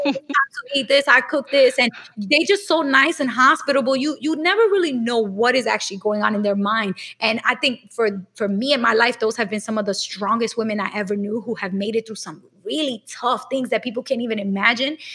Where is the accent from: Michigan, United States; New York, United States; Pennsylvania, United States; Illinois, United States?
New York, United States; New York City; I grew up in Brooklyn in a neighborhood that was predominantly black and Latino